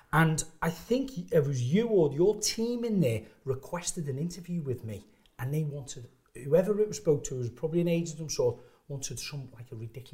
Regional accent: Liverpool, North West England, United Kingdom; moved away as an adult; also born or lived in Shropshire; I come from Liverpool, didn't have the best education.

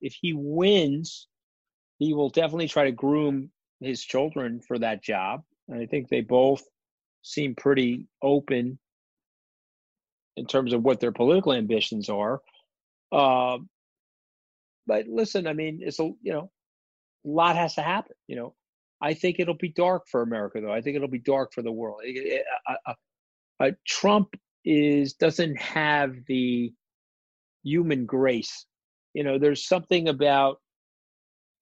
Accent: United States; I'm an American. I'm a patriot. I love my country

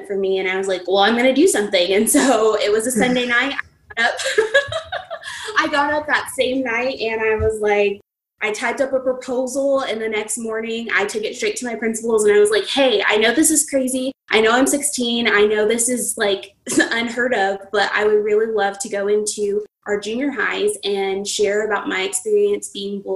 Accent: New Mexico, United States; I'm a native New Mexican. That's where I was born and raised, and I still live here

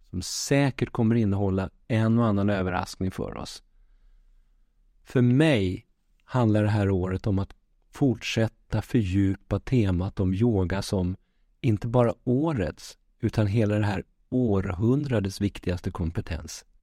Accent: Västervik, Kalmar County, Sweden; also born or lived in Malmö; Jag är född i Malmö, men uppvuxen i Västervik med min mamma, som jag har en nära relation med.

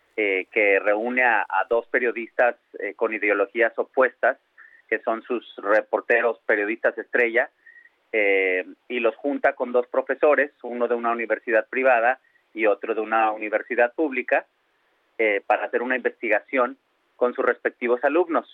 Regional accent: Monterrey, Nuevo León, Mexico; now in New York, United States; regresar a mi a mi casa que me vio nacer, regresar a, México, a Monterrey

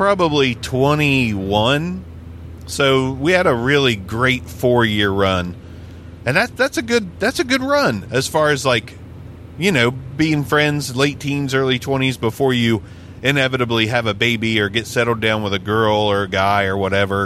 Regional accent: Ohio, United States; moved away as an adult; also born or lived in Las Vegas, Nevada; We're from Ohio

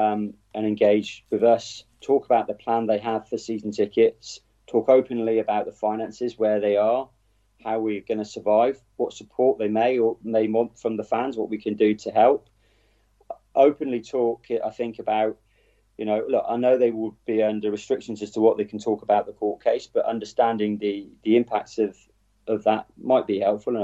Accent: Wroughton, South West England, United Kingdom; I grew up in Rorton

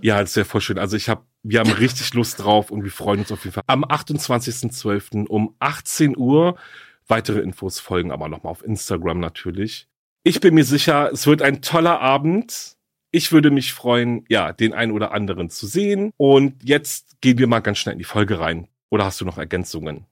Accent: Berlin, Germany; Berlin ist ja meine Heimatstadt

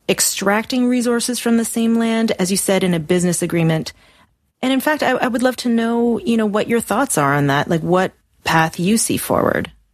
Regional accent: Canada; I was raised in the Canadian educational system

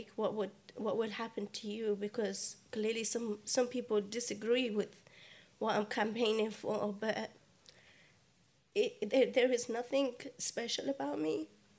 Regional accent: United Kingdom; I'm a British Yazidi teenager.

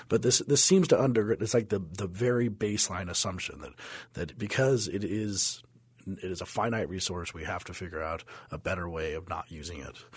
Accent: Denver, Colorado, United States; I remember growing up in Denver that the, the smog cloud was pretty big in the eighties

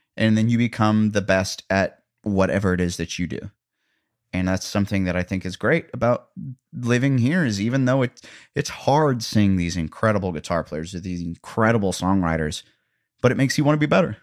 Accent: Columbia, Missouri, United States; now in Nashville, United States; Columbia, Missouri, my hometown

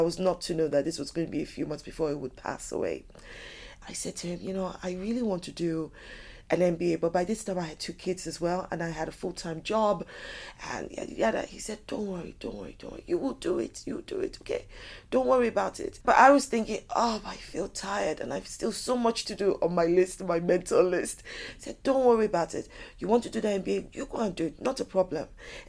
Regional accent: United Kingdom; born there; also born or lived in United States; I was born here in the United Kingdom. My parents traveled a bit. We also lived in the States for a bit.

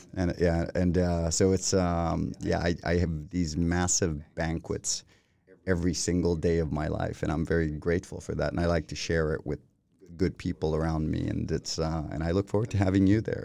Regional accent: Costa Rica; first language Spanish; English is a second language; moved away as an adult; now in Sweden; I grew up in Costa Rica, went to school there. I didn't speak a word of English until I think I entered like the sixth grade

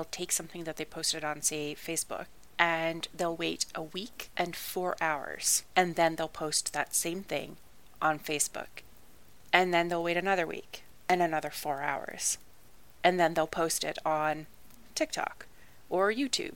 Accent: Canada; I'm Canadian

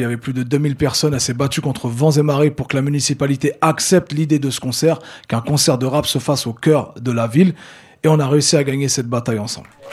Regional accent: Le Havre, Normandy, France; moved away as an adult; also born or lived in Caucriauville, Le Havre; je suis originaire du Mont-Gaillard

